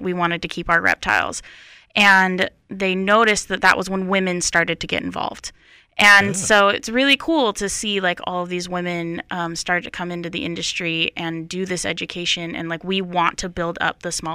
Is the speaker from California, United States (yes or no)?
no; Utah, United States; now in North Carolina, United States; I come from Utah